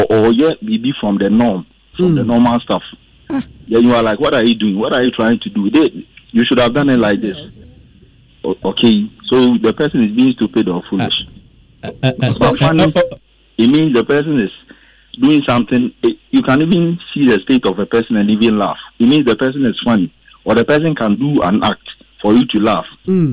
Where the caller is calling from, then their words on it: Emena, Ashanti, Ghana; from Emena.